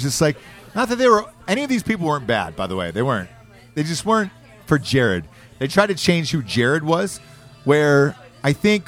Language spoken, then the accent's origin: English; United States; I grew up on it.